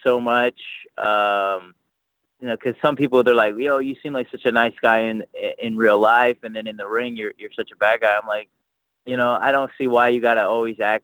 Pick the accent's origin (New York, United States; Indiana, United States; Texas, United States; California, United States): Texas, United States; Houston; also born or lived in Katy, Texas; I was born in Houston. I lived there. I was like 10 or something like that. Then I moved to Katy, and now I'm back in Houston